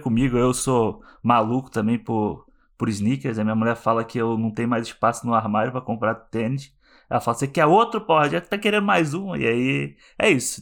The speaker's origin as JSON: {"language": "Portuguese", "region": "Rio de Janeiro", "country": "Brazil", "moved": "yes", "lives_now": "Vancouver, Canada", "said": "sou carioca, relações públicas"}